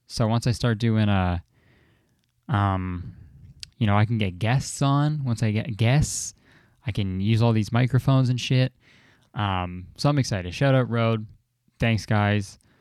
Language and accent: English; Canada; I'm Canadian